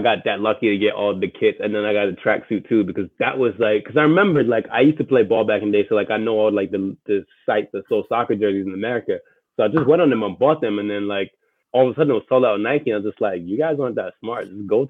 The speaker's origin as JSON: {"language": "English", "region": "London", "country": "United Kingdom", "tie": "born or raised there", "moved": "yes", "lives_now": "United States", "said": "I was born in London. I moved here"}